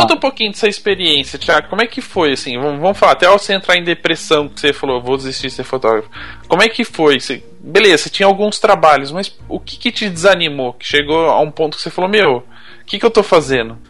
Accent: Campinas, São Paulo, Brazil; Eu sou de Campinas, pertinho, 50 minutos estou lá

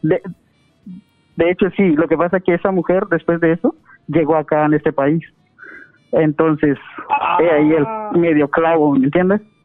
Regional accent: Guatemala; moved away as an adult; estaba yo allá en mi, en mi país, en Guatemala

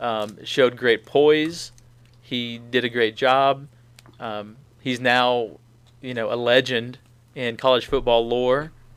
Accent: Cartersville, Georgia, United States; I'm from North Georgia, from Cartersville

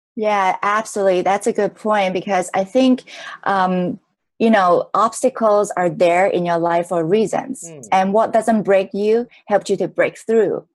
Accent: Hong Kong; I was born in Hong Kong from a middle class family.

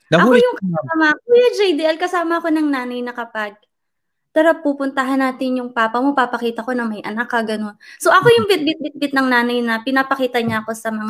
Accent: Orion, Central Luzon, Philippines; now in Norway; lumaki ako sa Orion Bataan, Philippines.

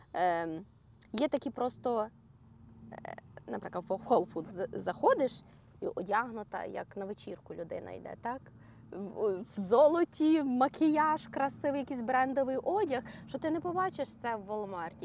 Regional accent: Ukraine; now in Orlando, United States; коли я приїжджаю до батьків своїх в Україну

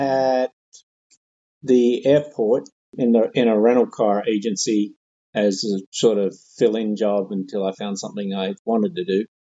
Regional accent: Australia; I grew up watching in Australia

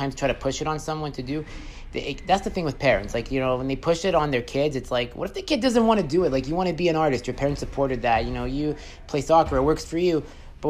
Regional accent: Beaconsfield, Quebec, Canada; also born or lived in Montreal; I used to live in the West Island, actually. I grew up in Beaconsfield.

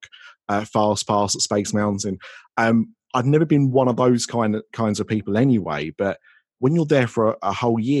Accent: United Kingdom; I'm British

